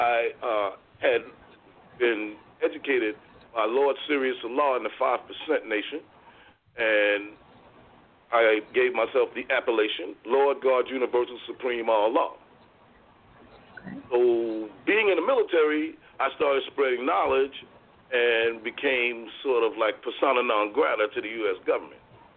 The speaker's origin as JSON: {"language": "English", "town": "New York City", "region": "New York", "country": "United States", "tie": "born or raised there", "also_born_or_lived": "Voorhees, New Jersey, United States", "moved": "as an adult", "lives_now": "Dover, United States", "said": "I was born in 1956 in St. John's Hospital, which is now called Interfaith, on Atlantic Avenue in Brooklyn. And I was brought home to my father's house, which he owned, on the corner of Howard and MacDougall"}